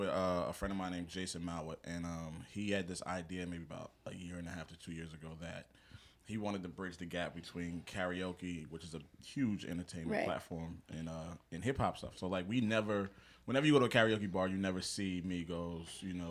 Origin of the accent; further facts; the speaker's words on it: South Brunswick, New Jersey, United States; graduated from Howard University, born and raised in Central New Jersey, South Brunswick to be specific. I'm age 34, born September 3rd.